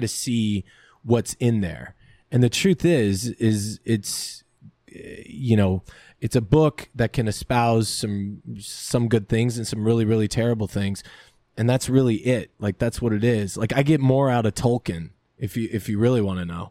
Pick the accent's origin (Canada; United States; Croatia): United States; Lancaster, California; I grew up, you know, Lancaster, California